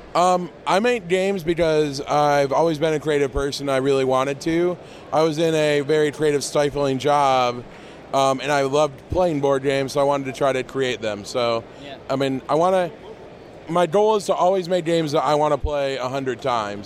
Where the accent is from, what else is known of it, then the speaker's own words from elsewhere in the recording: Northwest Ohio, United States; I'm from Northwest Ohio.